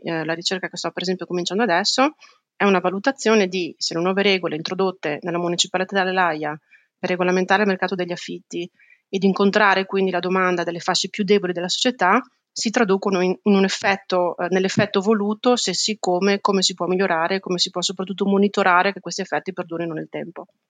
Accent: Italy; moved away as an adult; now in The Hague, Netherlands; nel mio paese di origine

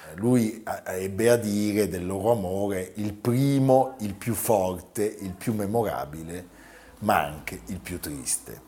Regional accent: Milan, Lombardy, Italy; da milanesi

